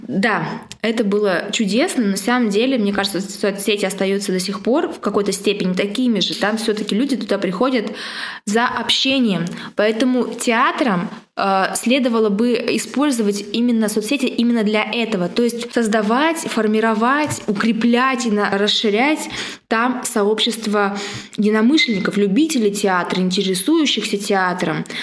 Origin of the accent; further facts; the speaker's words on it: Siberia, Russia; сибирячка, провинциалка